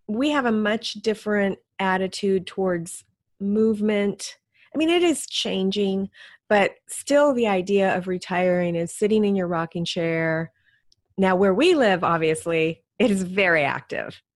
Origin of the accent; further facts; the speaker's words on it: Alaska, United States; moved away; I grew up in Alaska